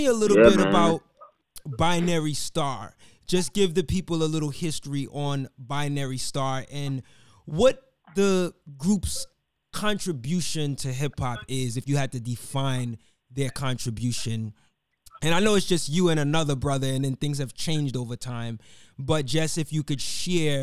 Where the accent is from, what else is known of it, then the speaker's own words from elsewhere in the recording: New York City, New York, United States; I'm from New York